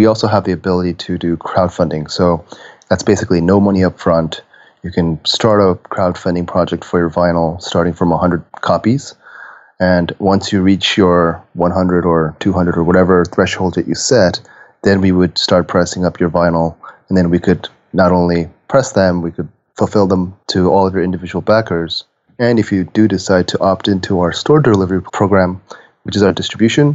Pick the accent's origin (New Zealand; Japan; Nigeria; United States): Japan; I'm from Japan.